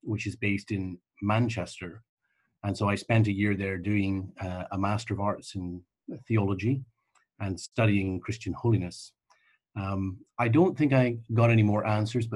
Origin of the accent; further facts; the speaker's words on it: Canada; now in Oxfordshire, United Kingdom; though I live here, I am a Canadian.